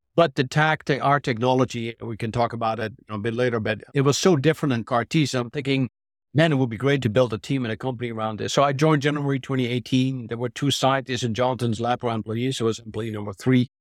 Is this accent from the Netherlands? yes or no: yes; Netherlands; moved away as an adult; also born or lived in New Jersey / Texas; now in United States; I'm originally a Dutch, I'm an American now, but I'm a Dutch-trained biologist and physician